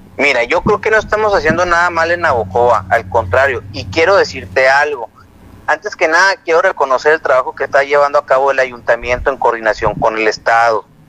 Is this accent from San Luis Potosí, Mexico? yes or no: no; Sonora, Mexico; así somos los mexicanos, así somos los sonorenses.